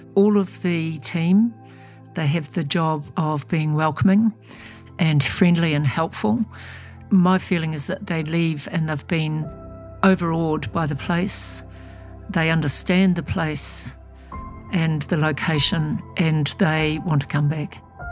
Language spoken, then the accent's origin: English; New Zealand; I'm about a seventh generation Kiwi. My family came out on the first boats. And so I'm probably as Kiwi as you get.